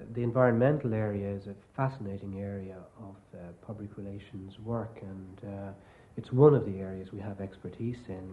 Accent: Limerick, Munster, Ireland; moved away as an adult; now in Dublin, Ireland; I come from Limerick myself, and uh, um, I've uh, only came up to Dublin late in my career.

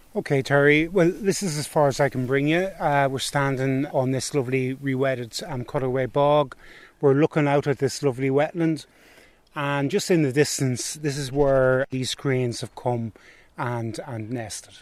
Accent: County Antrim, Northern Ireland, United Kingdom; moved away; I'm from County Antrim originally

